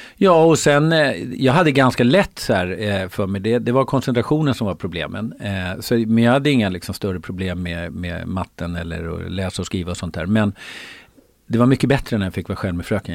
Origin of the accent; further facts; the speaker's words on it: Sollentuna, Stockholm County, Sweden; also born or lived in Uppsala; jag var född i Uppsala, bodde där i fem år med min storasyster och lillebror, mamma och pappa. Och sen flyttade vi till Sollentuna